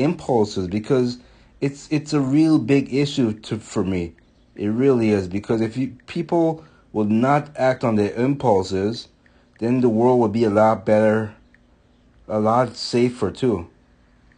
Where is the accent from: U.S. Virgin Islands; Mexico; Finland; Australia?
U.S. Virgin Islands; moved away; when I was growing up, I'm from St. Thomas, and so certain words we don't pronounce correctly